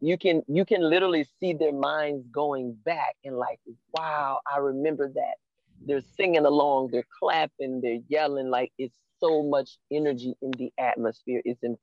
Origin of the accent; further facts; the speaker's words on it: New Orleans, Louisiana, United States; Every time I go somewhere and they find out I'm from New Orleans